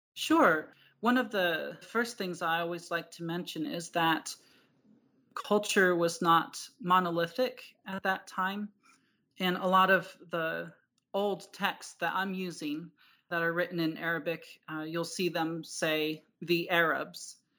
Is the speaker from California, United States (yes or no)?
no; New Jersey, United States; moved away as an adult; now in Tucson, United States; I grew up in New Jersey